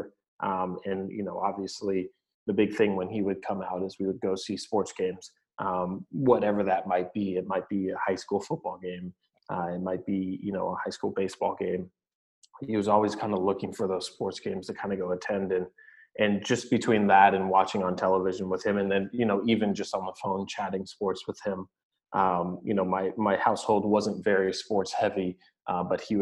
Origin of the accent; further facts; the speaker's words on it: California, United States; moved away as an adult; also born or lived in Salem, Oregon; a California kid where it's sunny